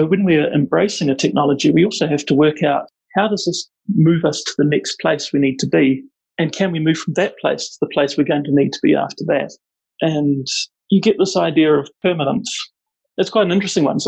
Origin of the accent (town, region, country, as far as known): Auckland, New Zealand; born or raised there; moved away as an adult; now in Wellington, New Zealand